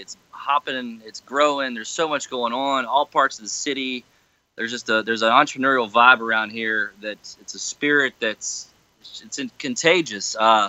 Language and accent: English; Memphis, Tennessee, United States; Born and raised in Memphis, Tennessee.